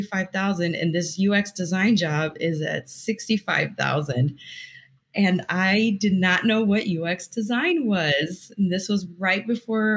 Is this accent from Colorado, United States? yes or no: no; Northwest Indiana, United States; moved away as an adult; now in Texas, United States; I'm a Texas transplant. So I grew up in Northwest Indiana by Chicago